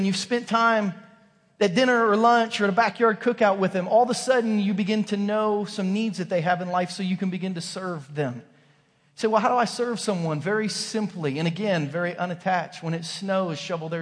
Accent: Southern Ohio, United States; also born or lived in Kansas; now in Missouri, United States; growing up in Southern Ohio

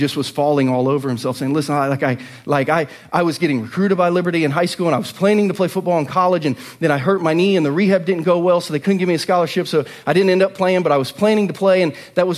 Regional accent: an hour from Dayton, Ohio, United States; also born or lived in Lynchburg, Virginia; now in Lee's Summit, United States; an hour from my hometown in Dayton

